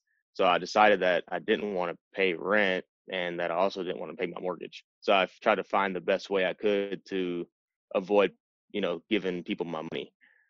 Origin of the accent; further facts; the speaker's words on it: Cleveland, Ohio, United States; moved away as an adult; also born or lived in Harker Heights, Texas; now in Germany; I'm from Cleveland, Ohio. My mom rented her whole life. We were on Section 8 and stuff like that.